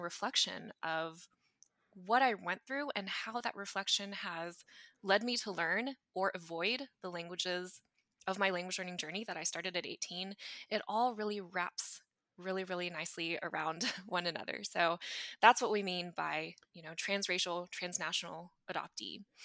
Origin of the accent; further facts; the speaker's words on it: Arkansas, United States; I grew up in Arkansas in the United States.